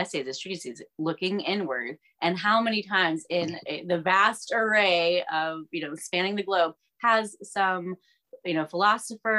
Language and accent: English; Georgia, United States; we're all from Georgia